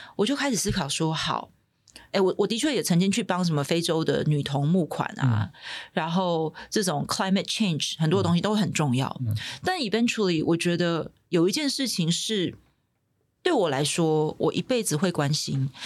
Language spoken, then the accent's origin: Chinese; Taiwan; 我自己身为在台湾土生土长的嗯。孩子